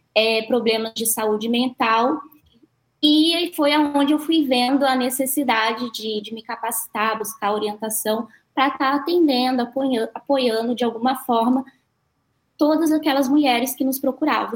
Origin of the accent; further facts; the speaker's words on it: Cruzeiro, São Paulo, Brazil; moved away as an adult; now in Japan; Sou do interior de São Paulo, Cruzeiro, fica ali no Vale do Paraíba